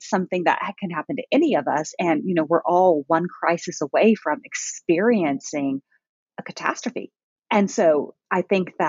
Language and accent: English; Allen, Texas, United States; born or raised there; also born or lived in Orlando, Florida, United States / Germany